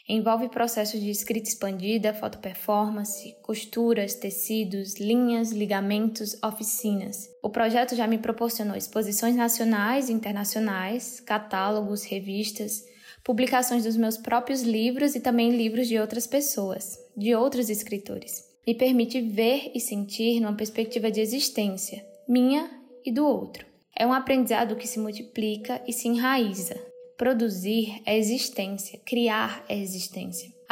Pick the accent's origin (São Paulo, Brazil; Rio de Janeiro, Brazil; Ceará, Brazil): Ceará, Brazil; Crato; born there; moved away as an adult; also born or lived in Salvador; sou designer, escritora, artista visual e pesquisadora. Nasci no Ceará, em Crato, mas me mudei para Salvador para fazer faculdade.